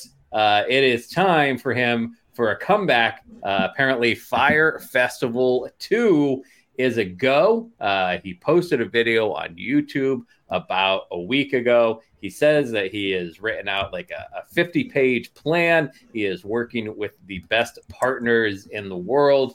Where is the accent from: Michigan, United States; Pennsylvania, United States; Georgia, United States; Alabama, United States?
Pennsylvania, United States; Philadelphia; my hometown, Philadelphia